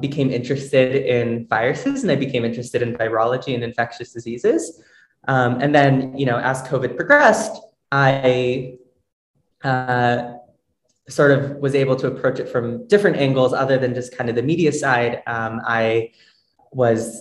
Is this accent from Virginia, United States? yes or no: yes; Northern Virginia, United States; moved away as an adult; now in New York City, United States; I am originally from Northern Virginia, but I moved to New York City for undergrad